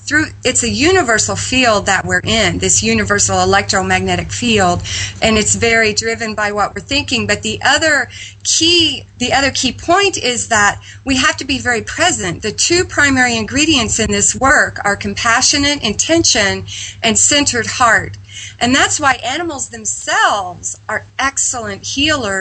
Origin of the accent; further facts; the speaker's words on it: Midwest, United States; I was raised in the Midwest on a farm